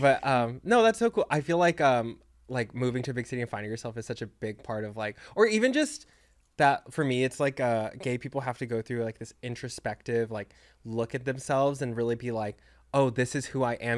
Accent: Texas, United States; moved away; I'm from Texas

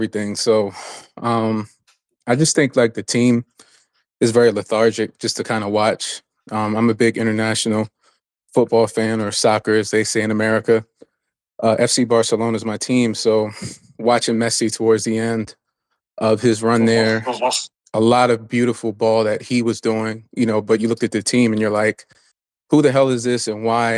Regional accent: Baltimore, Maryland, United States; I'm from Baltimore

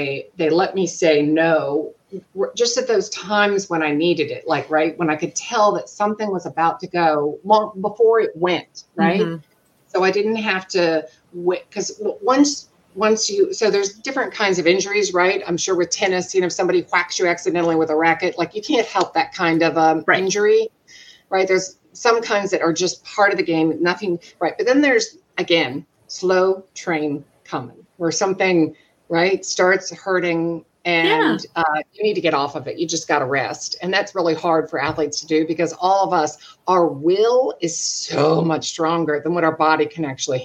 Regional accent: Jacksonville, Florida, United States; I'm from Jacksonville, Florida

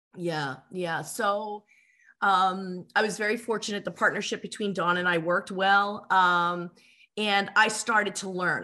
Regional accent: Philadelphia, Pennsylvania, United States; I'm from Philadelphia

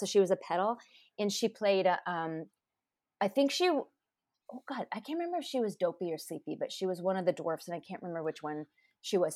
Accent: Anaheim, California, United States; my parents grew up there, but I grew up in Anaheim Hills

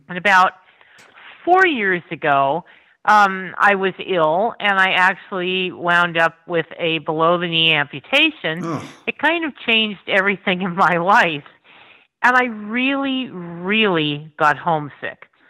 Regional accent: Tremont, Pennsylvania, United States; I actually grew up outside of Tremont

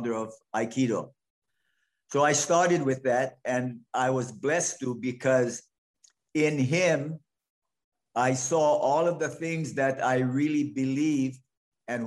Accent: Hawaii, United States; moved away; My growing up in Hawaii, as I did

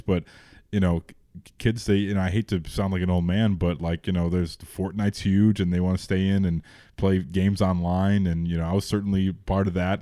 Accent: Chicago, Illinois, United States; we grew up in the Jordan era. So it was in Rogers Park

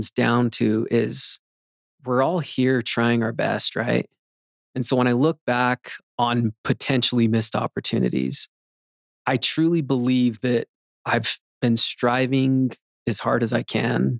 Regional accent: Magna, Utah, United States; I'd say Magna

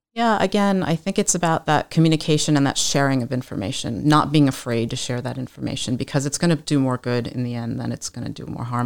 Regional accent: East Coast, United States; moved away; I was born and raised on the East Coast

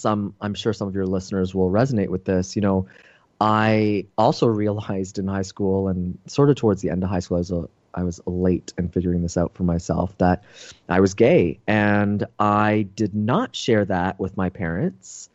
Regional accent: Toronto, Ontario, Canada; moved away; I'm originally from Toronto, Canada

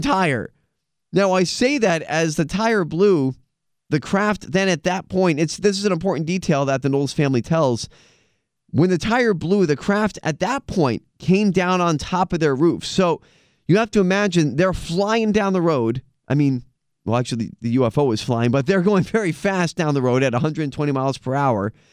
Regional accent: United States; as an American

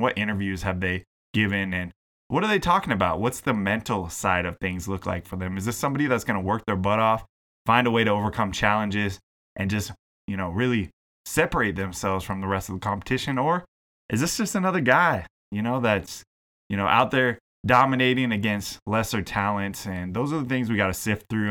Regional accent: Seattle, Washington, United States; moved away as an adult; also born or lived in BC, Canada; now in British Columbia, Canada; my hometown is the Seattle area

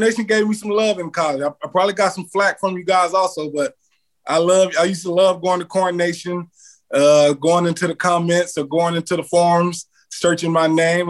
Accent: Mississippi, United States; moved away; also born or lived in Kansas / Nebraska; I was from the South. I grew up in Mississippi

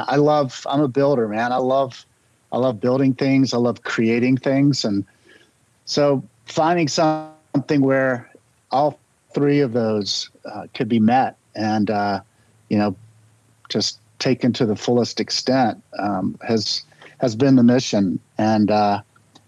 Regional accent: Charlotte, North Carolina, United States; I grew up in North Carolina.

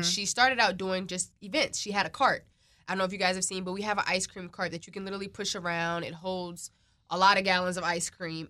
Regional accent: Prince George's County, Maryland, United States; I am from Maryland. I'm from the P G County area

